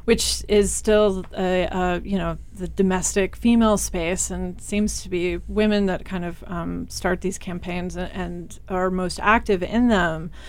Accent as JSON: {"language": "English", "region": "Kansas", "country": "United States", "said": "I'm, I'm from Kansas. Um, small rural Kansas"}